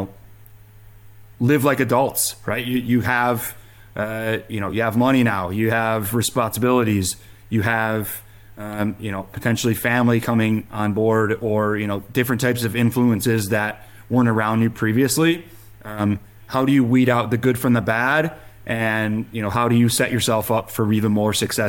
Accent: Big Ten country, Midwest, United States; growing up in Big Ten country

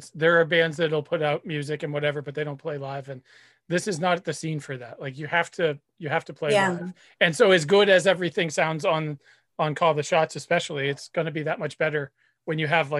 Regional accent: New Hampshire, United States; I grew up in New Hampshire.

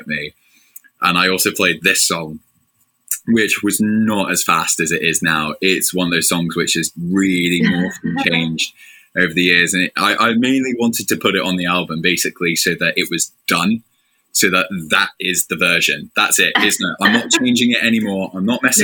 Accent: England, United Kingdom; accent: thick English; I'm not in my really thick English accent

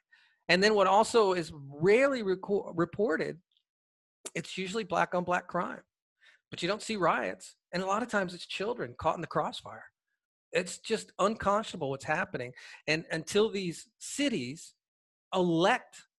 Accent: Atlanta, Georgia, United States; here in my hometown in Atlanta

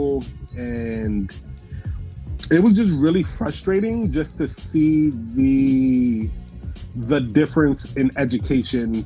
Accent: New Jersey, United States; now in Baltimore County, United States; growing up in South Jersey

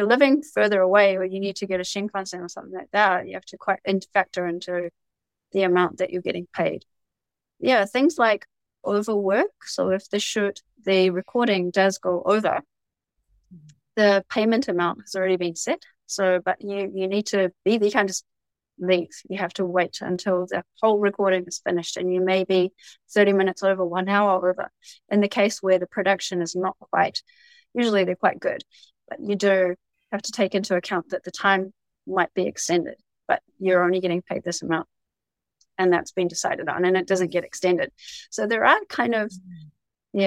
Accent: New Zealand; also born or lived in Saitama Prefecture, Japan; now in Japan; I was just born there and raised there

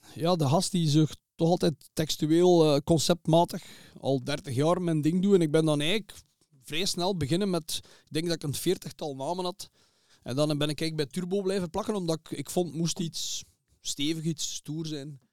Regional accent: Zottegem, Flanders, Belgium; Ik ben geboren in Zottegem

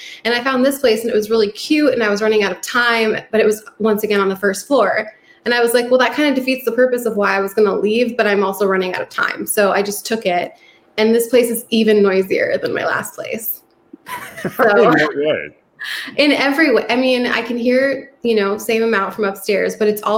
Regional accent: New York, United States; moved away; I'm from New York

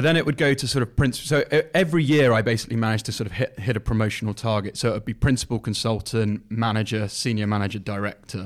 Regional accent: Leicestershire, East Midlands, United Kingdom; I'm from Leicester Shire originally

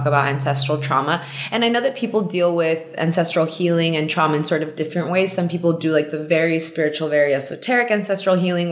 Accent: Laredo, Texas, United States; also born or lived in Mexico City, Mexico; I grew up in Laredo, Texas

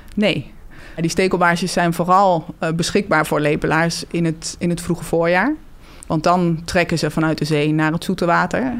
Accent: Hengelo, Overijssel, Netherlands; Ik ben geboren en getogen in Hengelo, in het oosten van het land.

